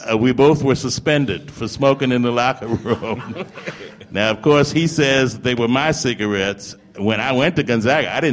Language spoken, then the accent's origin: English; St. Paul, Minnesota, United States; born there; I'm a Midwesterner. I was born in St. Paul, Minnesota.